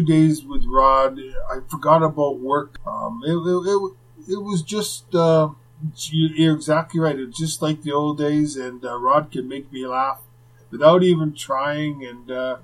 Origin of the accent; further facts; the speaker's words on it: Winnipeg, Manitoba, Canada; what it was like growing up in Winnipeg